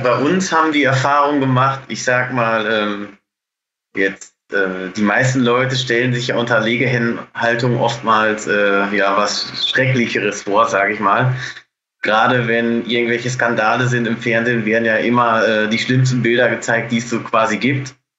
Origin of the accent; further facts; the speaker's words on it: Bocholt, North Rhine-Westphalia, Germany; Ich komme aus Bocholt. Das ist direkt an der niederländischen Grenze.